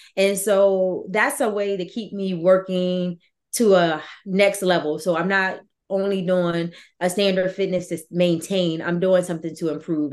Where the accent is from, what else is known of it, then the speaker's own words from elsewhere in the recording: Virginia, United States; also born or lived in North Carolina; where I come from Virginia and I was going to school in North Carolina